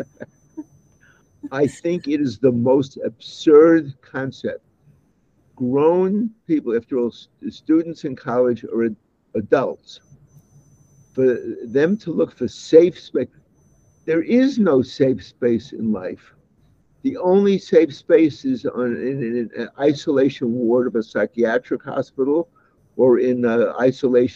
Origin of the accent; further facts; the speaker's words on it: New York City, New York, United States; moved away; I was born in the Bensonhurst section of Brooklyn, New York. And that was a neighborhood that was 50% Jewish and 50% Italian